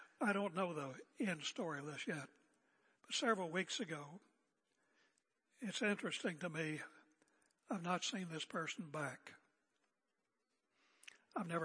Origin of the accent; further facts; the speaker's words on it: United States; now in Oregon, United States; my American heritage